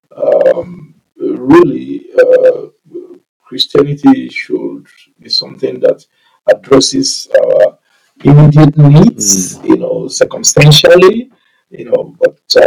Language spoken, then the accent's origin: English; Nigeria; moved away as an adult; now in Calgary, Canada; I come from Nigeria.